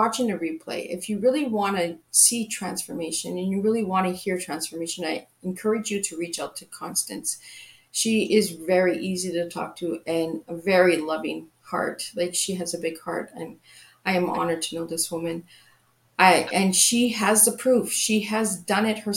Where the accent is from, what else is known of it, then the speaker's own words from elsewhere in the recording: Canada; I'm from Canada